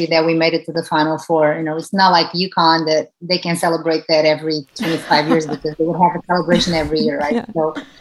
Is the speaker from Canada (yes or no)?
no; Portugal; moved away as an adult; now in United States; growing up in Portugal, where soccer, it's a country that is ruled by soccer